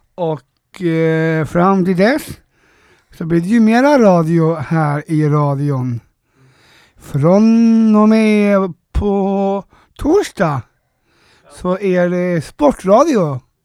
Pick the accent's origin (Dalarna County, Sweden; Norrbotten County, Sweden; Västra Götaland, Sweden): Västra Götaland, Sweden; Gothenburg; jag är göteborgare från en, eh, ort lite utanför. Heter Frölunda.